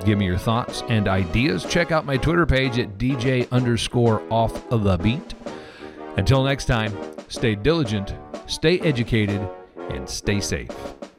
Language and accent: English; Missouri, United States; moved away; also born or lived in Kansas City; I'm from Missouri originally